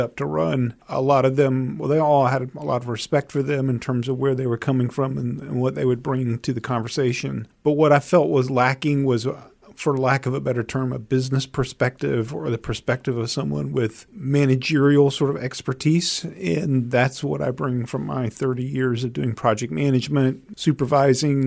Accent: Albany, Georgia, United States; moved away as an adult; now in Charlottesville, United States; I grew up in the Deep South, a town called Albany, Georgia.

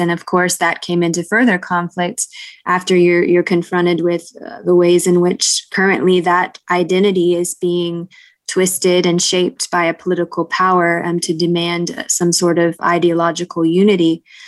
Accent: United States; moved away as an adult; also born or lived in China; part of my identity I would have defined as being American

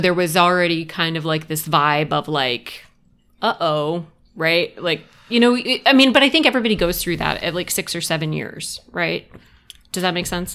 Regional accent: Summerville, South Carolina, United States; moved away as an adult; also born or lived in Rhode Island / Columbia, South Carolina; I grew up in, um, Somerville, South Carolina

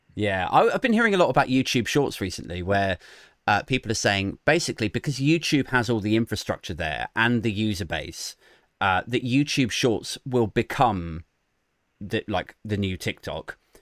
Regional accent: Maidenhead, South East England, United Kingdom; I'm from Maidenhead, which is like Theresa May's constituency.

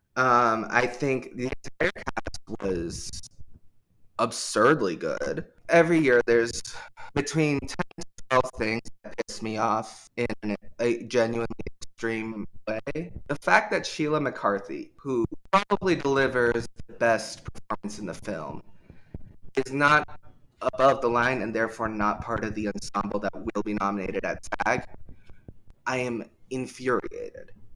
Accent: Portland, United States; I'm from Portland

